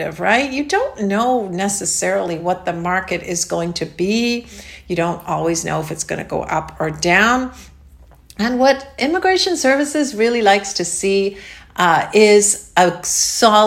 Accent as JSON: {"language": "English", "country": "Canada", "moved": "yes", "lives_now": "Florida, United States", "said": "Canada, my home country."}